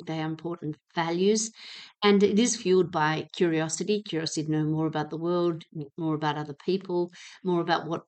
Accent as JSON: {"language": "English", "town": "Hobart", "region": "Tasmania", "country": "Australia", "tie": "born or raised there", "moved": "yes", "said": "I grew up in Hobart"}